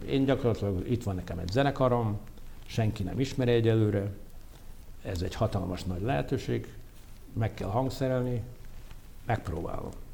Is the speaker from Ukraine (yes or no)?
yes; Mukachevo, Zakarpattia Oblast, Ukraine; moved away as an adult; now in Hungary; Én voltam az első zsidó gyerek munkácson